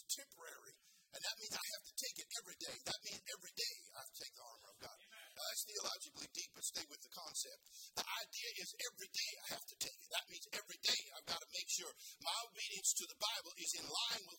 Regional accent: California, United States; a hippie from the 60s, born and raised in California, public school system

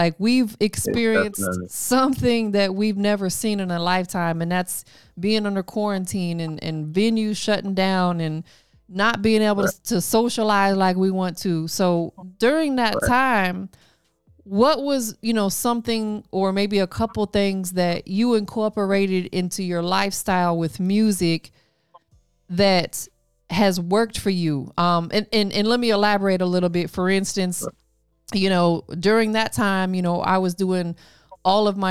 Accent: Tampa, Florida, United States; now in Atlanta, United States; I'm from Tampa, but I moved to Atlanta

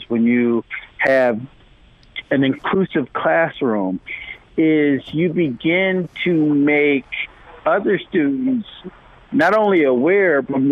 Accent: Rochester, New York, United States; I grew up in Rochester, New York

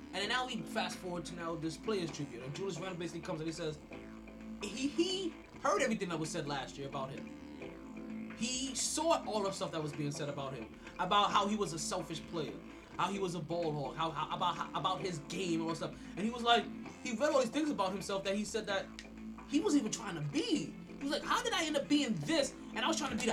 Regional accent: Jamaica; I'm Jamaican

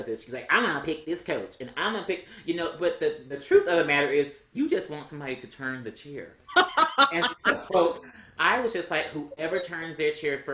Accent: Texas, United States; I'm from Texas

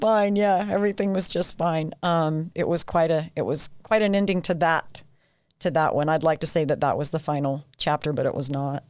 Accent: Ephraim, Utah, United States; also born or lived in St. George, Utah; I grew up, uh, yeah, in Ephraim, absolutely loved it.

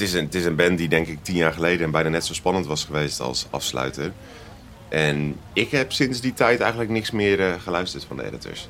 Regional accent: Utrecht, Netherlands; onze thuisstad Utrecht

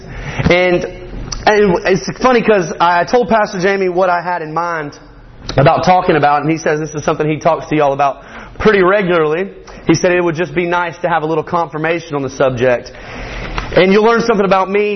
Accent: Morgan County, Georgia, United States; I am from Morgan County, just Morgan County, Georgia

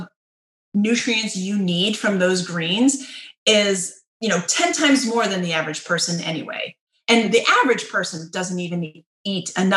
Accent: United States

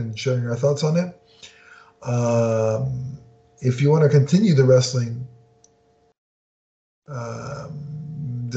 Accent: Canada; being a Canadian

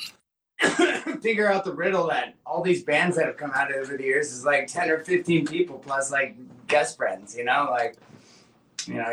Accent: Alaska, United States; moved away as an adult; also born or lived in Colorado; now in Washington, United States; I'm from Alaska, and then I've spent 3 years in Colorado when my mom went to school, and then I went back to Alaska, and then I moved to Washington when I was 18 years old

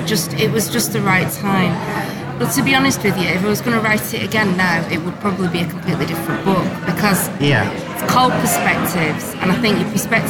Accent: Bolton, North West England, United Kingdom; I grew up in Bolton.

